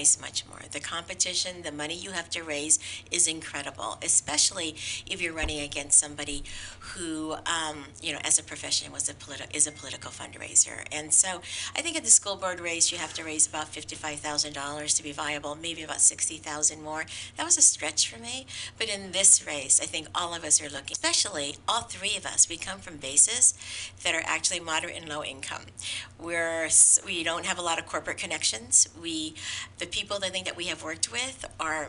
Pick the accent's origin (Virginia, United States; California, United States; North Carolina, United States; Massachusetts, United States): California, United States; San Francisco; I am a fourth generation Chinese American San Franciscan